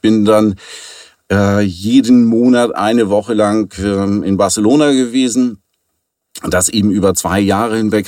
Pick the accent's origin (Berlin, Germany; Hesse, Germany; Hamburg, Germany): Hamburg, Germany; Ich komme aus Hamburg und bin hier gebürtig in der dritten Generation tatsächlich, also echter Hamburger